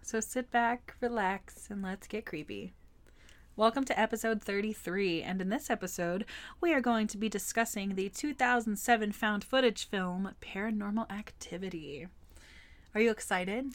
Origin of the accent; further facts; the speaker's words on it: Forney, Texas, United States; in my hometown of Forney, Texas, we had a Walmart and a movie theater